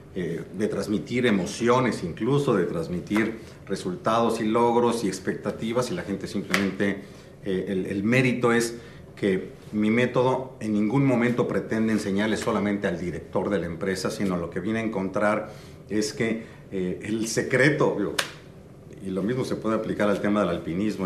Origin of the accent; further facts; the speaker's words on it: Mexico City, Mexico; nací en la Ciudad de México, mis padres eran de Tampico, nos tuvieron en la Ciudad de México